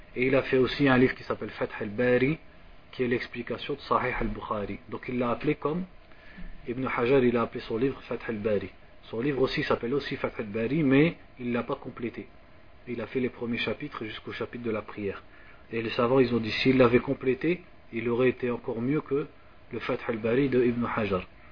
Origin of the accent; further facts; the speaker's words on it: France; moved away; je suis de France